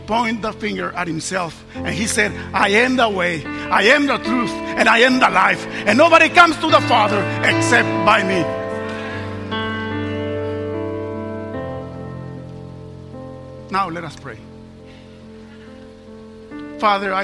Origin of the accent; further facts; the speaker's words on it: Mexico; I was raised in Mexico, San Luis, Mexico